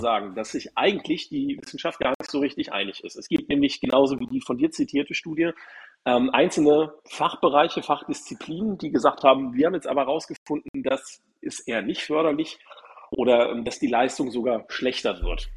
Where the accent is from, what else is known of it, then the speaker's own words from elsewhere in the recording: Hamburg, Germany; aus meiner Heimatstadt